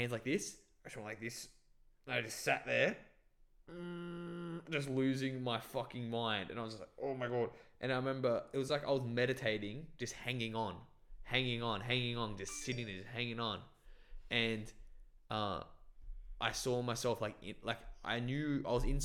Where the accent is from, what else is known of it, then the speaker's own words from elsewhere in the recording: Bangladesh; I was born in Bangladesh and I didn't know what Christianity was